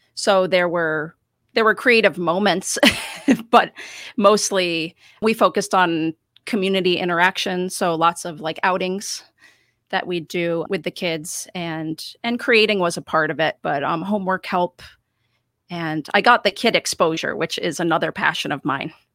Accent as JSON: {"language": "English", "town": "Rochester", "region": "New York", "country": "United States", "tie": "born or raised there", "also_born_or_lived": "Vermont / Montreal", "said": "I have lived in Rochester for most of my life"}